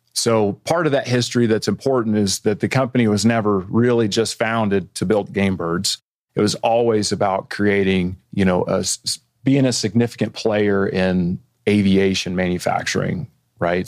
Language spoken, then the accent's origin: English; Bentonville, Arkansas, United States; moved away as an adult; also born or lived in Washington; now in Bentonville, United States; I grew up in Bentonville, um, graduated from Bentonville High School in 99.